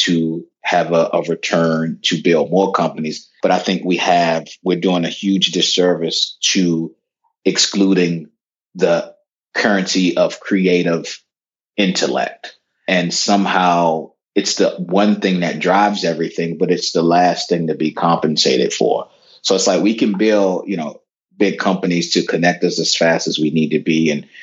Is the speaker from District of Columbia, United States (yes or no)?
yes; Washington, District of Columbia, United States; I'm a kid from Northwest D.C. growing up in the 80s, pre-gentrified D.C.